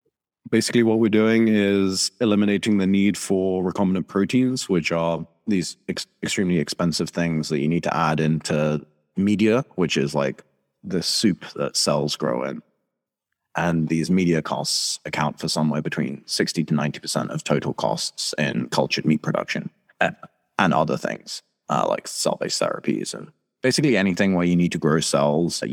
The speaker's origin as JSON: {"language": "English", "town": "Antakya", "region": "Hatay", "country": "Turkey", "tie": "born or raised there", "moved": "yes", "said": "my hometown's in southeast Turkey"}